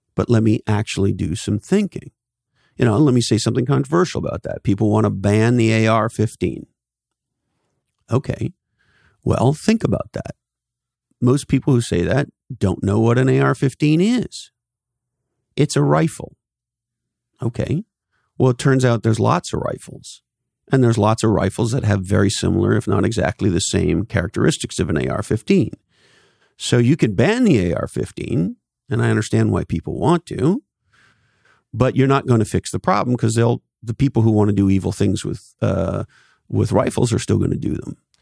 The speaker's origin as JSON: {"language": "English", "country": "Canada", "tie": "born or raised there", "moved": "yes", "lives_now": "California, United States", "said": "When I was a little boy, I grew up in Canada."}